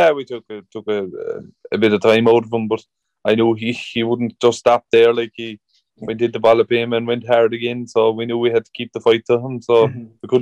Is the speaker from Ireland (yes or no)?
yes; Killarney, Munster, Ireland; it's my hometown anyway, so I'm always going to have some bit of local knowledge